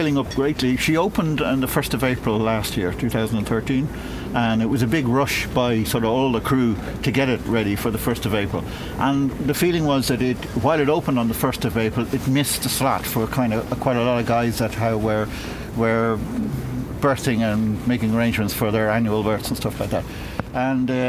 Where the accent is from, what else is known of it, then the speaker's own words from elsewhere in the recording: Monkstown, Leinster, Ireland; I grew up in Monkstown, and which wasn't very far away from Dunleary